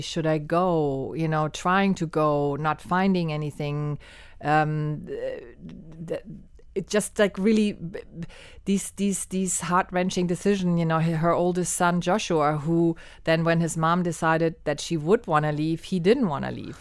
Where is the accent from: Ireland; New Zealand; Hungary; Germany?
Germany; moved away as an adult; now in Miami, United States; I was born and raised in Germany, and I came to Miami in eighty-seven to study film and theater at the University of Miami.